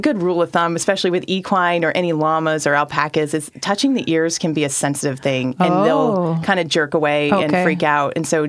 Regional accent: Klamath Falls, Oregon, United States; Born and raised in Oregon

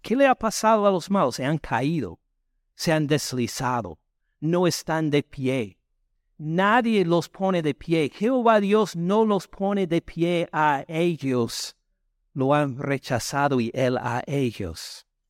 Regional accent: the north of the United States, United States; Spanish is a second language; moved away as an adult; now in Georgia, United States; soy del norte de Estados Unidos

